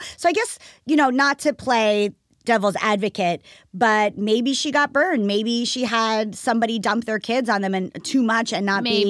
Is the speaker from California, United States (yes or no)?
no; New Jersey, United States; I mean, I'm from New Jersey